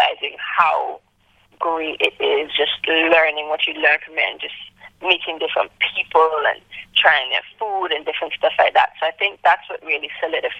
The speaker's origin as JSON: {"language": "English", "country": "Antigua & Barbuda", "tie": "born or raised there", "also_born_or_lived": "Canada / New Zealand", "moved": "as an adult", "lives_now": "Australia", "said": "born and raised in the Caribbean"}